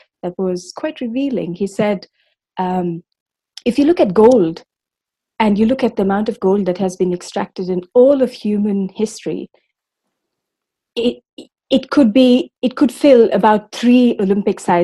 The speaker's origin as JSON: {"language": "English", "town": "Bangalore", "region": "Karnataka", "country": "India", "tie": "born or raised there", "said": "I grew up in Bangalore in South India"}